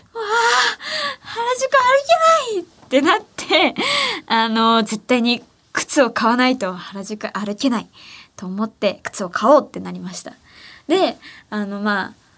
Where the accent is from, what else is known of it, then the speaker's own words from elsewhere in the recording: Ehime, Japan; 私の地元愛媛